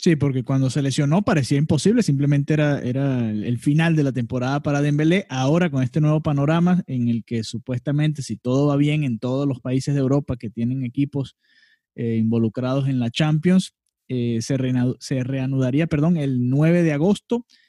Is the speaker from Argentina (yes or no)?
no; Venezuela; Ambos somos venezolanos